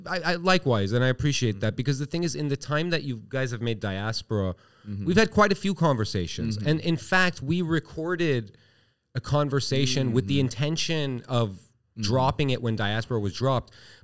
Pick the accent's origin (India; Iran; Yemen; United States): Iran; let's explore this as two guys from Asia, because I'm from Iran, technically.